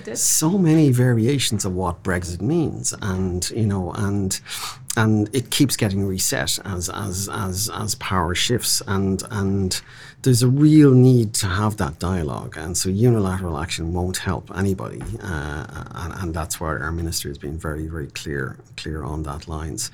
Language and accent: English; Ireland; now in Hong Kong; We're an island of seven million people.